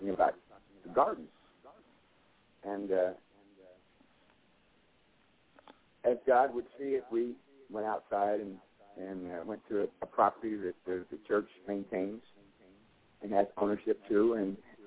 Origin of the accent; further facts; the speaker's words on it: Bay Area, California, United States; moved away as an adult; now in Irving, United States; I'm from the Bay Area in California.